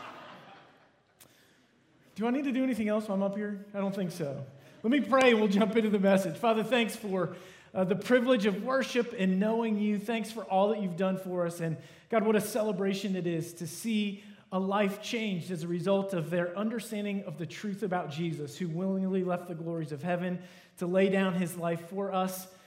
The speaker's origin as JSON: {"language": "English", "country": "United States", "said": "I am from America, live in America"}